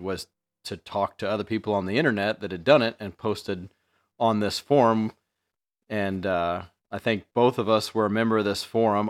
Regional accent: Mattoon, Illinois, United States; I grew up in Mattoon

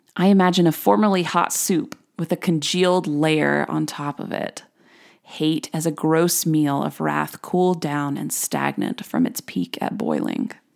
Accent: United States; as an American

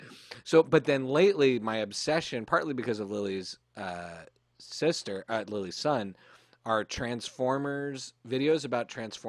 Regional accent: Canada; We grew up in Canada.

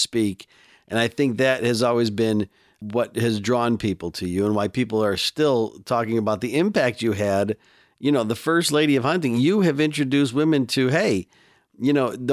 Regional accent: Chicago, Illinois, United States; moved away; Now I live on a farm in a rural area, but I grew up in Chicago

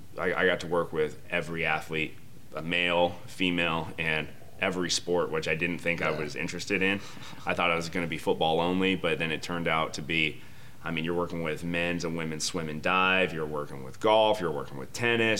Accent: Phoenix, Arizona, United States; also born or lived in Reno, Nevada; I grew up here in the Valley. I'm a Phoenix guy

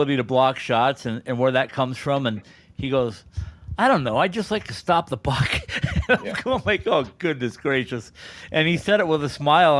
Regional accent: Fosston, Minnesota, United States; moved away; I'm from up near Bemidji, a little town called Fauston, if you've ever been on Highway 2.

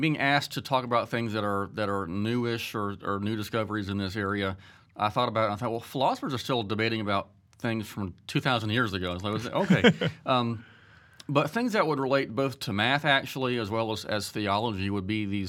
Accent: Statesboro, Georgia, United States; Well, I am from Statesboro, Georgia, and married for almost 20 years, have three kids.

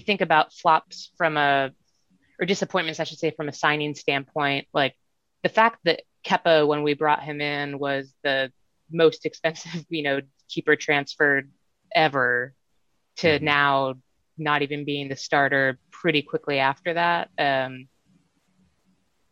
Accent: United States; as an American

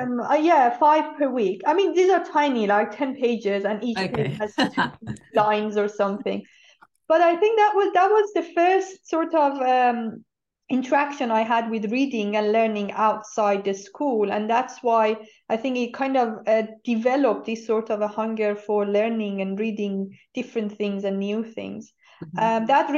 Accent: Iran; born there; Yes, I was born in Iran. I'm one of those who was born after the revolution, which means we had schools, girls and boys, separate.

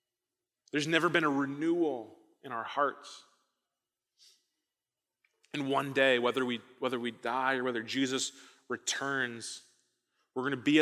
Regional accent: Midwest, United States; I came from the Midwest. Thought I was escaping tornadoes. I'm not, apparently.

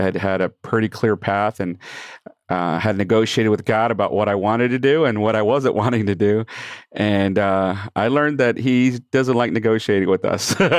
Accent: San Antonio, Texas, United States; also born or lived in Michigan; I grew up primarily in San Antonio, did a couple of preteen years in, uh, Michigan

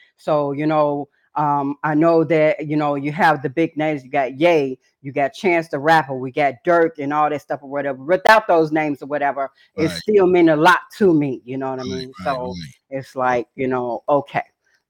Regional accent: Chicago, Illinois, United States; also born or lived in Atlanta / Phoenix; now in Madison, United States; Originally, I'm from Chicago. Currently, I'm in Madison, Wisconsin, coming out of all over the world, you know, Atlanta, Georgia, Phoenix, Arizona, briefly Sacramento, California

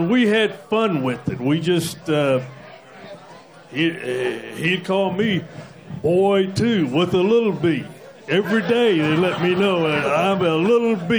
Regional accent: Virginia, United States; I'm from Virginia

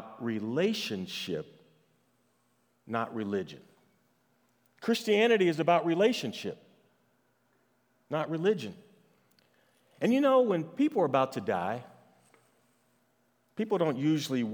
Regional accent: St. Louis, Missouri, United States; I am from St. Louis

